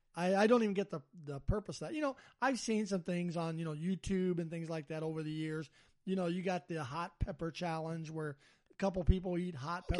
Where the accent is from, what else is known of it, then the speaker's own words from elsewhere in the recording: Alabama, United States; I'm from Alabama